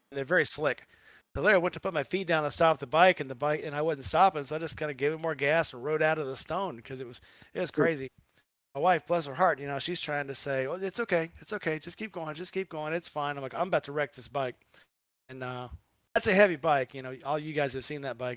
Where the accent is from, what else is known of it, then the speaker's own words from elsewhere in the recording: Gulf of Mexico, Gulf Coast, United States; moved away; I grew up down on the Gulf of Mexico